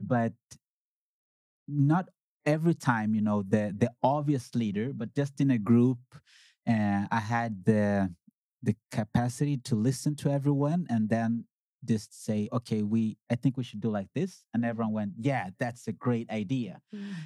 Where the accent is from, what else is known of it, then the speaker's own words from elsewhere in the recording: Sweden; also born or lived in Uganda; I was born in Uganda. I came to Sweden in 1987. I was five years then